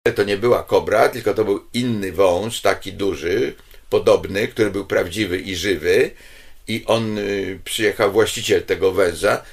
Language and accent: Polish; Poland; ja z Polski